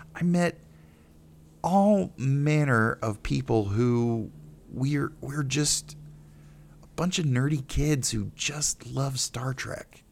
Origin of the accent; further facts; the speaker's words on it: Greenville, South Carolina, United States; growing up in Greenville, South Carolina, I wanted to be an actor